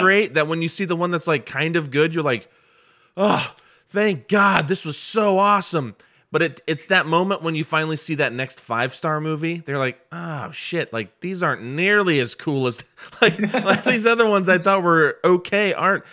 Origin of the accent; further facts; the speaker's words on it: Muncie, Indiana, United States; moved away; I'm from Muncie, Indiana, originally